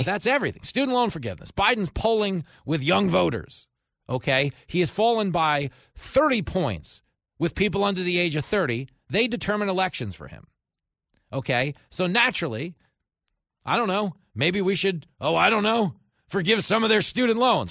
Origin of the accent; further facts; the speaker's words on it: New York, United States; here in my home state of New York